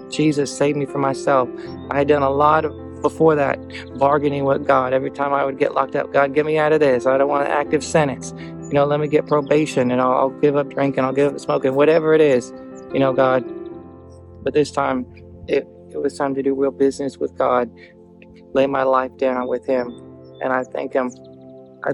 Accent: Eastern North Carolina, United States; I grew up in Eastern North Carolina

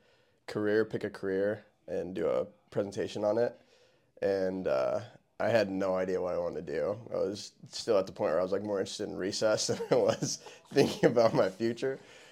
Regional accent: Norfolk, Nebraska, United States; Yeah, born and raised in Norfolk, Nebraska. From there, went to Wayne State College, got my undergraduate, took a couple of years off, did some mission work, came back, went to PT school in Kearney at UNMC

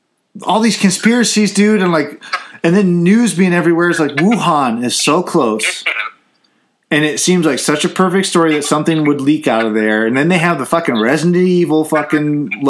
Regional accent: United States; I'm an American.

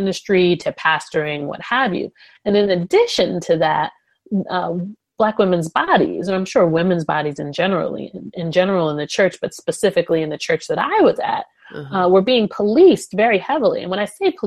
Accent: New York, United States; moved away as an adult; also born or lived in North Carolina / Nashville; I come from New York

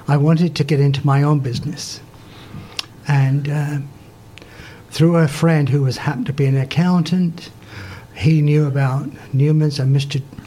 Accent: Clacton-on-Sea, East of England, United Kingdom; moved away as an adult; also born or lived in Muswell Hill, London; now in Kingston, Canada; Montague Burton's was in my hometown of Clatwell in Clacton, and that's where I worked

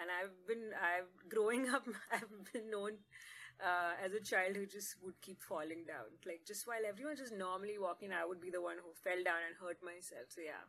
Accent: Jeddah, Makkah Province, Saudi Arabia; But I did grow up in Jeddah, that's in Saudi Arabia.

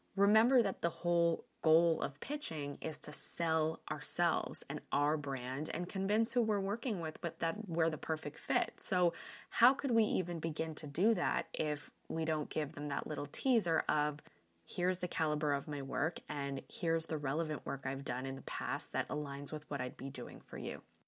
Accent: New York, United States; Growing up in New York, I have my fair share of friends who have ended up in the business

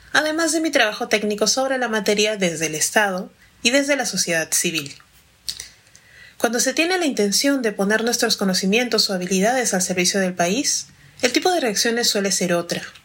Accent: Peru; soy afroperuana

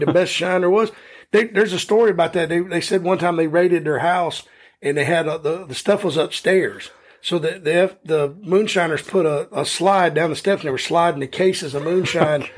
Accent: United States; we're all American here

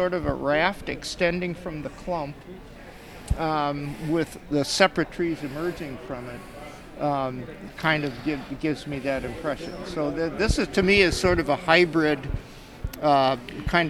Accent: Puyallup, Washington, United States; I'm from Puyallup, Washington

